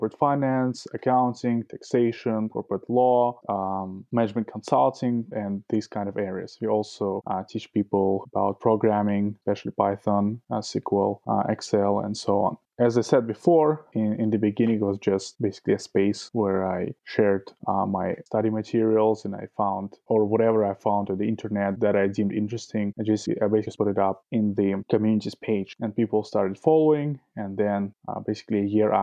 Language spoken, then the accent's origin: English; Saint Petersburg, Russia; moved away; also born or lived in Toronto, Canada / Moscow, Russia; I'm originally from St. Petersburg, Russia. Family moved to Toronto, Canada, where I lived for about 7 years.